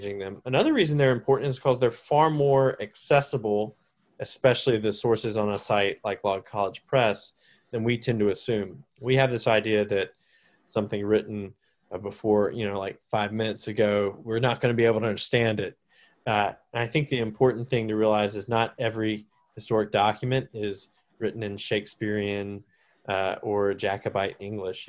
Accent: Salisbury, North Carolina, United States; moved away as an adult; also born or lived in Charleston, South Carolina / Texas; I'm from Salisbury, North Carolina, was where I was reared.

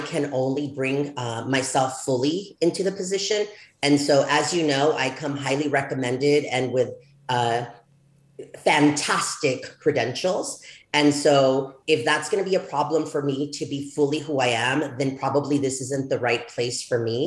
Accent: El Paso, Texas, United States; also born or lived in Ciudad Juarez, Chihuahua, Mexico; I returned back to El Paso, Texas, because as you know, I'm from El Paso, Texas, Ciudad Juarez, Chihuahua

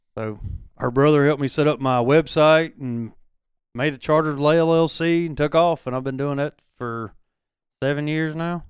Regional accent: Hattiesburg, Mississippi, United States; moved away as an adult; I grew up in Dixie

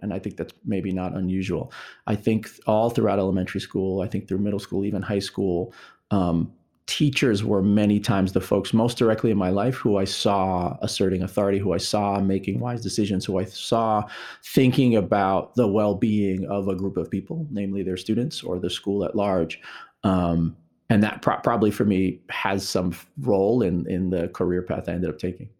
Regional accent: New York, United States; I am originally a New Yorker, born and raised in New York

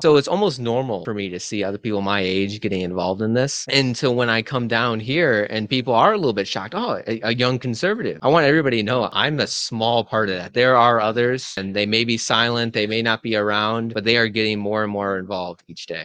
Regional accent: Illinois, United States; now in Duluth, United States; I'm from Illinois

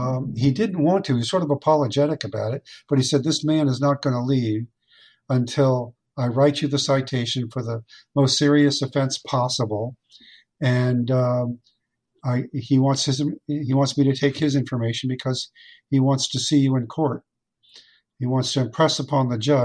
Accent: Fort Lauderdale, Florida, United States; when I was a young boy growing up in Fort Lauderdale

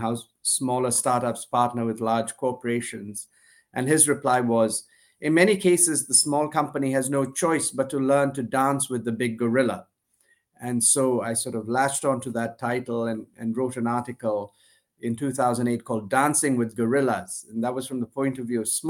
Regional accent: India; moved away as an adult; also born or lived in United States / Glasgow, Scotland; I was born in India to an Indian father and a Sri Lankan mother. And my earliest years were in the US, actually, shortly after I was born. My parents went to grad school, but then eventually came back went back to India

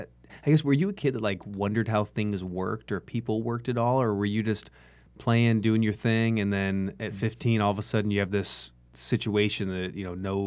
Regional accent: Santa Ana, California, United States; born there; and then I was born in Santa Ana in California, right? And when I was a baby, they moved from Santa Ana.

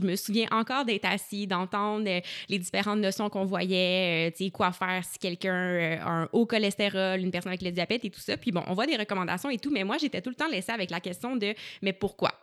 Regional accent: Gatineau, Quebec, Canada; je suis originaire euh, de Gatineau, puis j'ai un parcours scolaire un peu atypique, donc j'ai fait mon secondaire en Outaouais

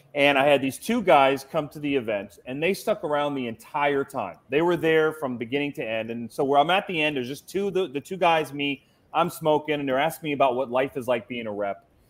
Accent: Cincinnati, Ohio, United States; I'm from Cincinnati, Ohio

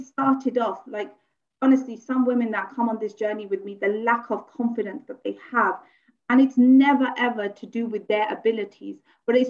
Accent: Luton, East of England, United Kingdom; I'm born and bred here. However, I come from Luton.

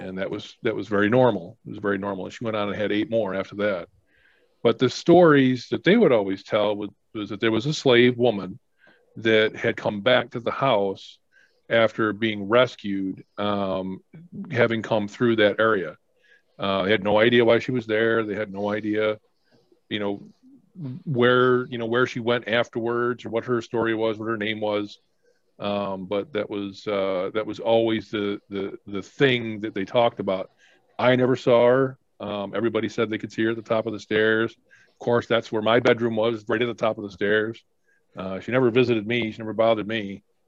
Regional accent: Mexico, New York, United States; I grew up in Mexico, New York, and uh, Oswego County

